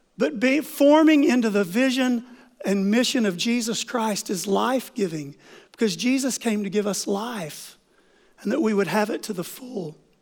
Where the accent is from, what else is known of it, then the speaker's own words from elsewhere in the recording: Oklahoma, United States; moved away; I grew up in Oklahoma on five acres